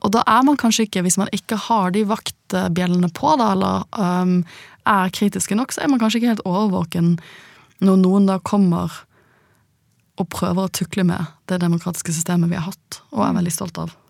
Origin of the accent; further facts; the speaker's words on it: Norway; vi er ganske tillitsfulle som nordmenn